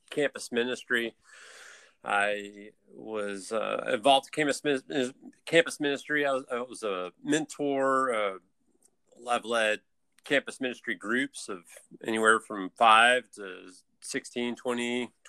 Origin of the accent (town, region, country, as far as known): Atlanta, Georgia, United States